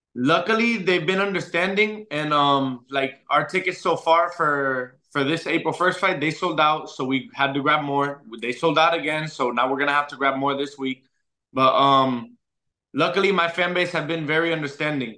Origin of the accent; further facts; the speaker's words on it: Orlando, Florida, United States; also born or lived in Puerto Rico; my hometown